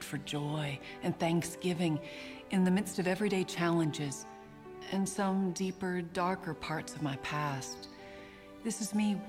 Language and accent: English; Ontario, Canada; I'm from Ontario, Canada, and I'm married to a farmer